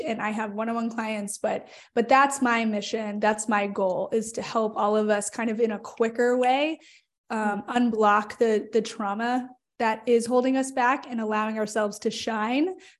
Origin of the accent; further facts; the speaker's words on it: Phoenix, Arizona, United States; moved away as an adult; now in Richmond, United States; I am from Phoenix, Arizona, but I reside now in Richmond, Virginia, after moving cross country because I wanted to and felt called to after college